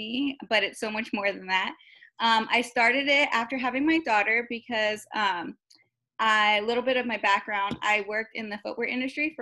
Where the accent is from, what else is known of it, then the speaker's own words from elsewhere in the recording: Covina, California, United States; now in Chino, United States; I grew up in Covina, which is not too far from here